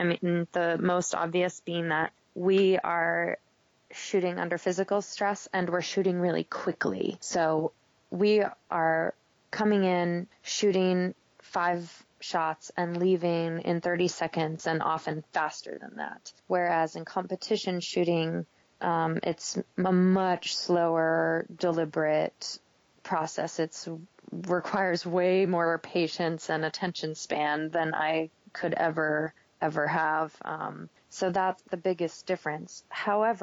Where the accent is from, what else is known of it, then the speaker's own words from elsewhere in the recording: Maine, United States; moved away; also born or lived in Vermont; I grew up in Maine, and I was a runner and a cross-country skier